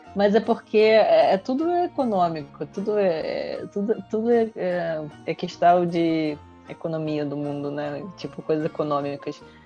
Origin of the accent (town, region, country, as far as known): Russia; now in Brazil